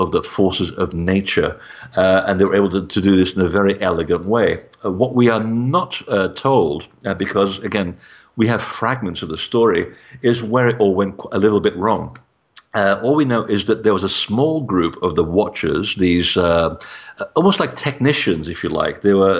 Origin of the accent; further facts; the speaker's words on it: Portugal; born there; And I mean, I was born in Portugal. So for me, it was a matter of looking at the connection between Portugal and the Templars.